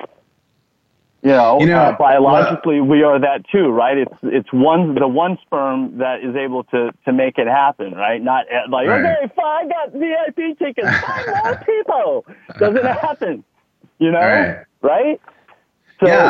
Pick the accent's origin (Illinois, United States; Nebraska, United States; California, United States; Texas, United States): Texas, United States; accent: Texas; moved away; It was a large part of my life, Texas is. Some people may notice that in my accent.